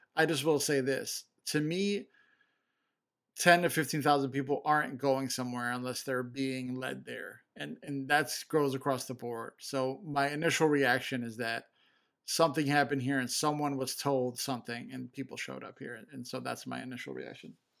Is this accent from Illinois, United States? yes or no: yes; Chicago, Illinois, United States; I'm from Chicago